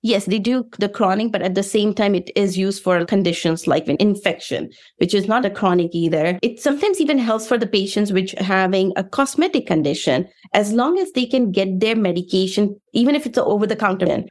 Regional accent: India; moved away as an adult; also born or lived in Russia; now in United States; I am from India, so I was born in Bronx State

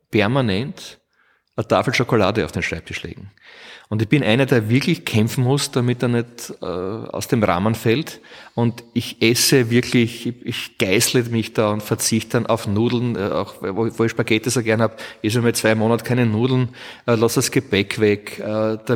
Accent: Burgenland, Austria; also born or lived in Vorau, Austria; Ich bin geboren in der Steiermark, in Vorau, weil äh, mein Vater, ein Steirer, unbedingt wollte, dass ein Kind wenigstens in der Steiermark geboren ist. Ich war der, der Jüngste. Und habe damals gewohnt im südlichen Burgenland

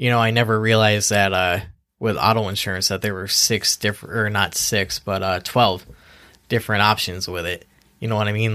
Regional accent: Easthampton, Massachusetts, United States; I'm born and raised in East Hampton.

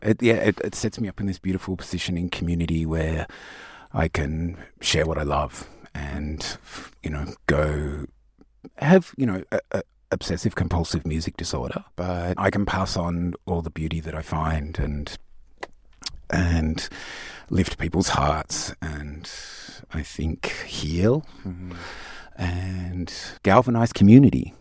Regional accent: Tasmania, Australia; now in Sydney, Australia; I grew up in Tasmania

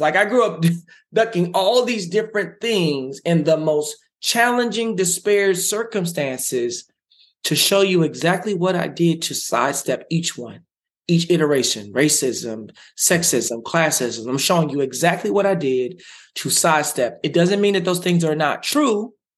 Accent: Dallas, Texas, United States; I grew up in South Dallas in poverty

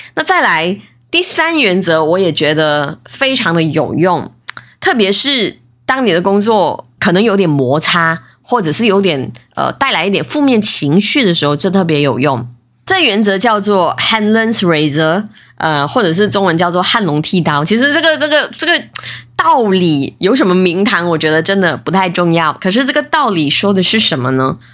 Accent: Malaysia; 我是来自马来西亚的

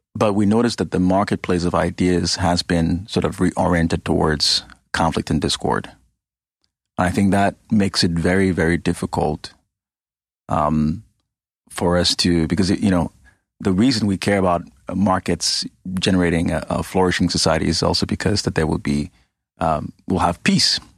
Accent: Ghana; moved away; I grew up in Ghana, West Africa.

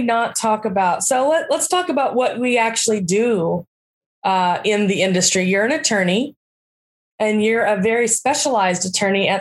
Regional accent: near San Antonio, South Texas, United States; I grew up in South Texas, just south or actually north, west of San Antonio.

